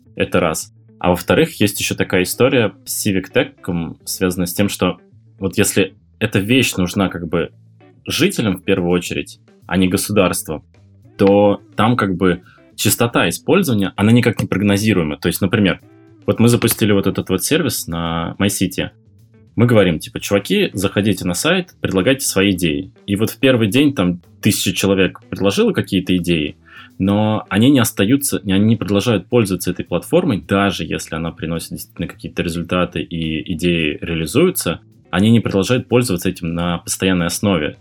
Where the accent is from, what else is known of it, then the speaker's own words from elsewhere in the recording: Murmansk, Murmansk Oblast, Russia; moved away; в тот момент я жил э, у себя на родине в Мурманске